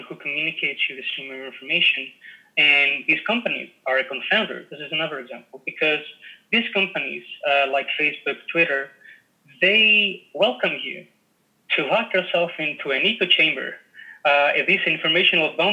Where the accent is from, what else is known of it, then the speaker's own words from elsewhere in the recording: Greece; I'm Greek. Yeah. I come from Greece